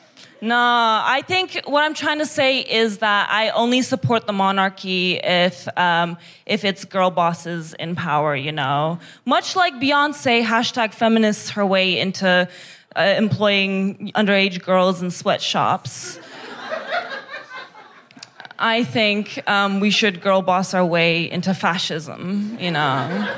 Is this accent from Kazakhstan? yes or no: yes; Kazakhstan; It's because I'm from Kazakhstan.